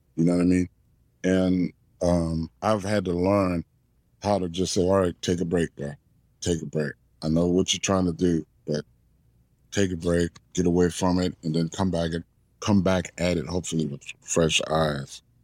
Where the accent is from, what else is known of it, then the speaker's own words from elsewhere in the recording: New Orleans, Louisiana, United States; growing up in New Orleans